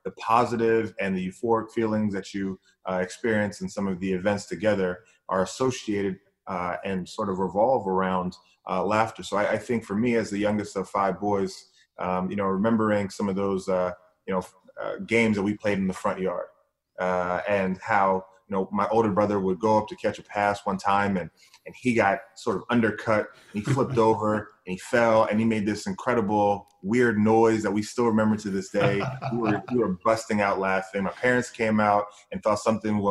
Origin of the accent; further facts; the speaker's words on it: New Jersey, United States; also born or lived in Bahamas; Our family came from the Bahamas, and we grew up in New Jersey, and I'm the last of five boys